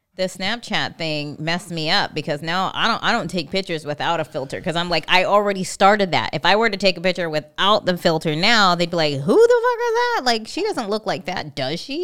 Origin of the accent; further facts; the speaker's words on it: California, United States; moved away as an adult; now in Hawaii, United States; I'm from California.